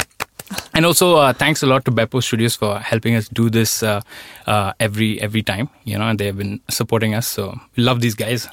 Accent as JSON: {"language": "English", "region": "Delhi", "country": "India", "moved": "as an adult", "lives_now": "Sweden", "said": "where I am from, Delhi"}